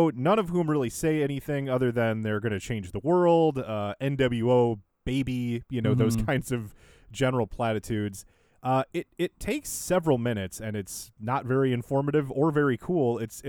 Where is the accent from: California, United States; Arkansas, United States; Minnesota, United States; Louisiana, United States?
Minnesota, United States; Dave and I are from Minnesota, so we're not too far from Iowa.